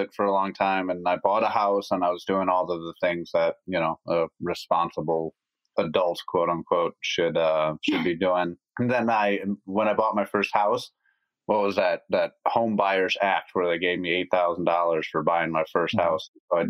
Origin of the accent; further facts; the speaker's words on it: La Grange, Illinois, United States; I was born in LaGrange, Illinois, and I didn't really travel too much far outside of the area I was born